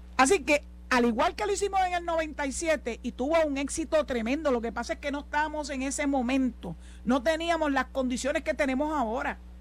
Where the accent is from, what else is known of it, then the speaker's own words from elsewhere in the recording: Puerto Rico; la inmensísima mayoría de los puertorriqueños